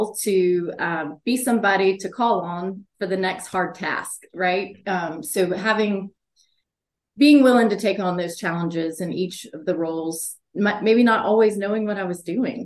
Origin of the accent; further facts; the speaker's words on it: the South, United States; also born or lived in Chicago; I'm from the South